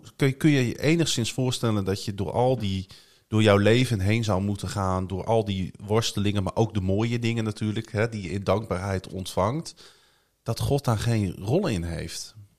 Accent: Groningen, Netherlands; Ik ben gewoon geboren in Groningen, getogen in Groningen

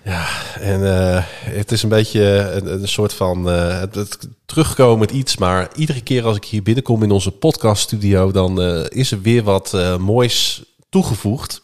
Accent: Groningen, Netherlands; mijn ouders die zijn geboren en getogen stadjes. En ik ben dat ook.

